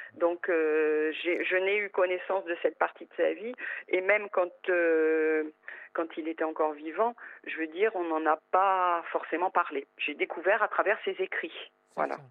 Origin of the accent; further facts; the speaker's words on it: northern France, France; now in Corsica, France; je suis originaire du nord de la France. Je suis arrivée en Corse il y a euh, il y a 33 ans maintenant.